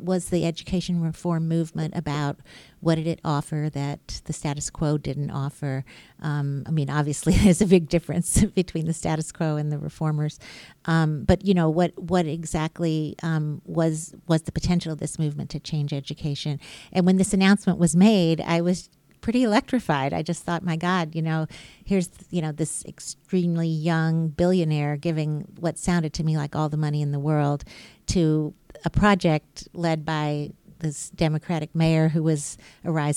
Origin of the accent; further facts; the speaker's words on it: Birmingham, Alabama, United States; I was born and raised in Birmingham, Alabama